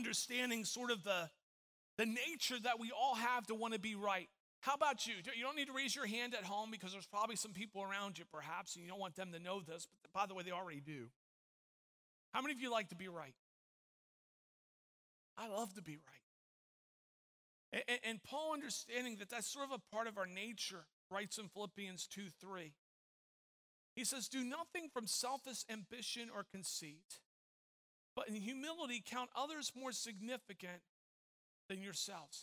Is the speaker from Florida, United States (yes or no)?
yes; Tampa, Florida, United States; moved away; I grew up in Tampa Bay